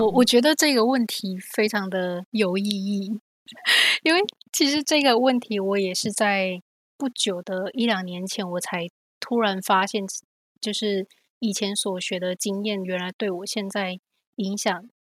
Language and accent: Chinese; Kaohsiung, Taiwan; moved away as an adult; also born or lived in Hsinchu, Taiwan / San Francisco, United States; now in United States; 然后我是高雄人，我在来美国之前都是在台湾念书跟长大